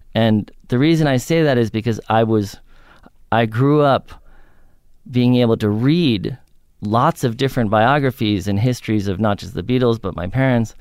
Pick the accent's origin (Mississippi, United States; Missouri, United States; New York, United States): New York, United States; I grew up in New York on the Upper West Side